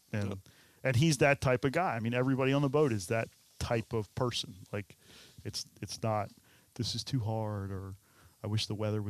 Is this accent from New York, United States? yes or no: no; Oregon Inlet, North Carolina, United States; I came here from Oregon Inlet. You know, that's where I learned how to fish.